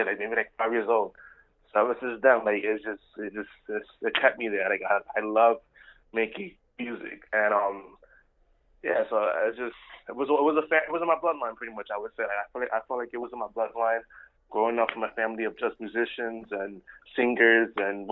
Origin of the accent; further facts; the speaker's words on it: New York City, New York, United States; I'm based out of NYC, born and raised the boogie down Bronx